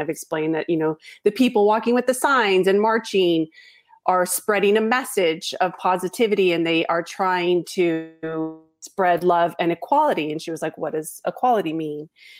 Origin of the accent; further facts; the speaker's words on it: Los Angeles, California, United States; And I was born and raised in Los Angeles. I went to school at a very mixed school.